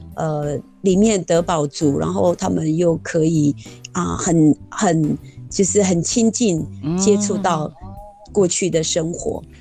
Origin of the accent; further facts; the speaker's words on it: Lishan, Taichung, Taiwan; moved away; also born or lived in Meihua, Jianshi Township, Hsinchu County; 我的原生地是在，呃，台中县梨山